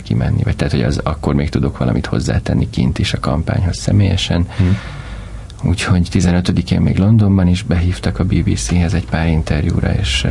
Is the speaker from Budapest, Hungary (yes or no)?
yes; Budapest, Hungary; Pestlőrincen nőttem föl, hmm. Budapesten